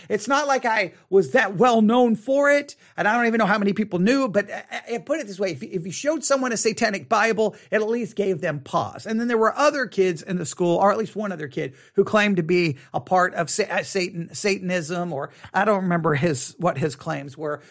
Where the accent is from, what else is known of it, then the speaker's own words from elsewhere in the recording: Buffalo Gap, Texas, United States; also born or lived in Tuscola, Texas; a good portion of my childhood was in Buffalo Gap